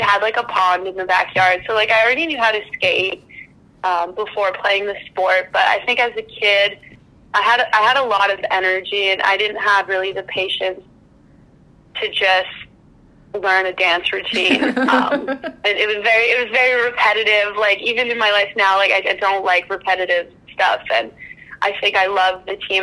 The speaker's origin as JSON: {"language": "English", "town": "Welland", "region": "Ontario", "country": "Canada", "tie": "born or raised there", "said": "I grew up in Welland, Ontario"}